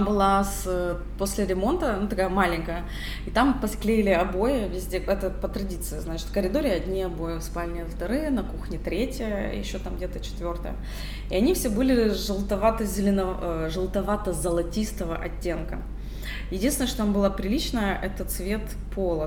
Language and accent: Russian; Kyiv, Ukraine; Я городская девушка, я родилась на Подоле, в центре города